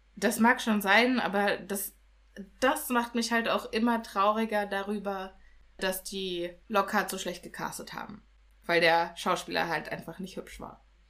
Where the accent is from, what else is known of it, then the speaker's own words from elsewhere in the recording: Germany; hier bei uns in Deutschland